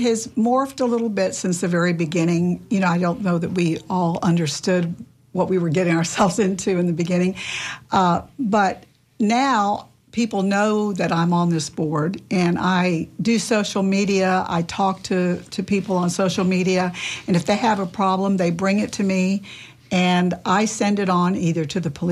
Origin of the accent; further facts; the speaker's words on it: Tampa, Florida, United States; I was not born in Tampa, but I was raised in Tampa since I was 10, and my mother was born here